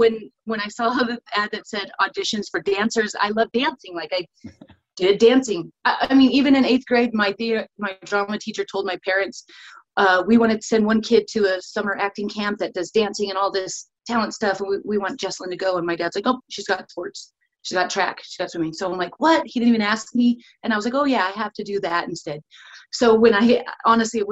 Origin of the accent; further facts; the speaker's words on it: Sierra Nevada south of Yosemite, California, United States; also born or lived in Mammoth Lakes, California; in California, not anywhere near where my family or anywhere near where my family came from. In a very small mountain town in the Sierra Nevadas, I would say just south of Yosemite.